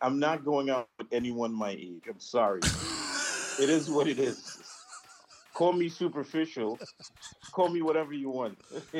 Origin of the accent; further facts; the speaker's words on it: Petit Valley, Trinidad & Tobago; I was born on Simeon Road in Pitty Valley, right above Sparrow's Hideaway.